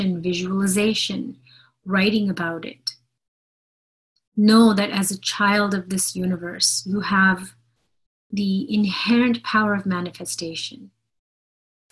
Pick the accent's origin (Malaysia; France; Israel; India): India; I'm Indian